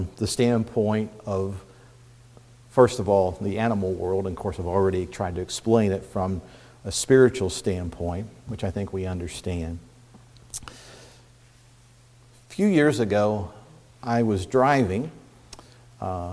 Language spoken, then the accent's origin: English; Indiana, United States; now in Pennsylvania, United States; growing up in Indiana, country boy, farm boy that I was to an extent